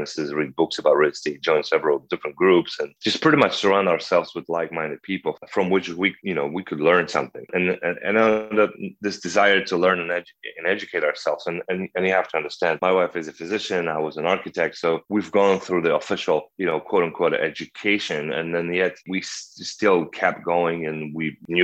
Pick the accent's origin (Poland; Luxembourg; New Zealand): Poland; moved away as an adult; also born or lived in Krakow, Poland / Canada / Pennsylvania, United States; now in Arcadia, Arizona, United States; I was born and raised in Poland